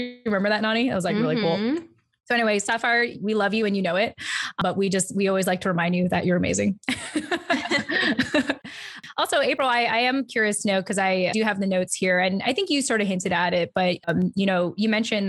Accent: United States; American woman. And so even though I look Filipino and I have Ilocano skin, you know, it's like, no, I'm American.

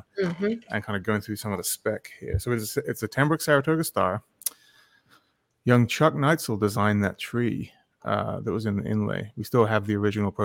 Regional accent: England, United Kingdom; As an Englishman

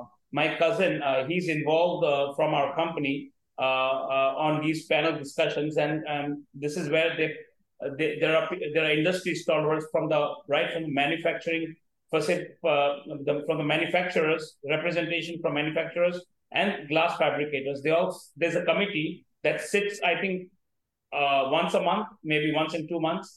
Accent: India

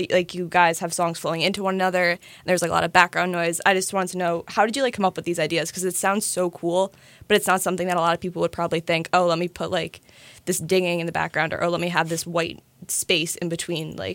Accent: Neptune, New Jersey, United States; I'm from Neptune

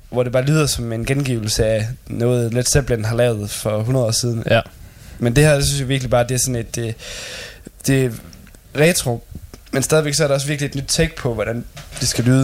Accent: Denmark; her hjemme i Danmark

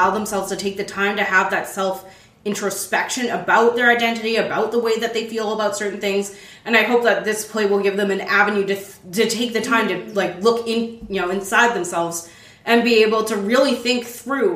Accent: Calgary, Alberta, Canada; I grew up in Calgary, Alberta

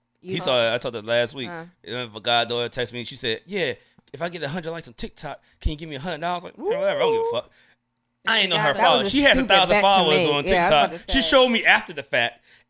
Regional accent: Landover, Maryland, United States; also born or lived in Glenarden; you know I'm from Landover, right?

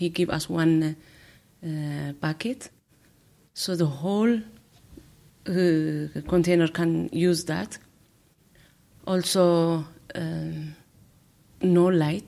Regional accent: Eritrea; moved away; I came from Eritrea.

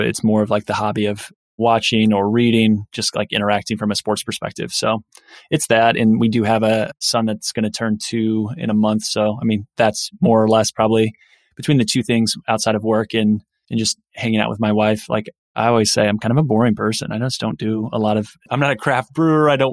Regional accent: Indiana, United States; I grew up in Indiana

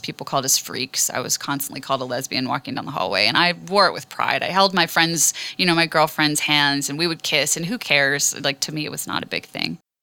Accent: Western Maryland, United States; moved away; also born or lived in Washington, District of Columbia, United States; I grew up in Western Maryland

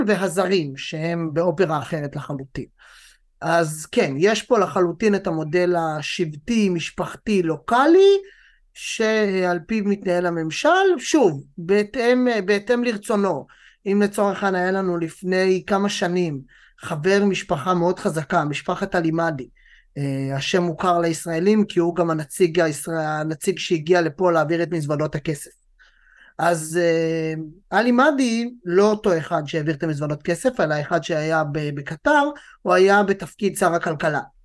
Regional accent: Israel; גם לנו כישראלים

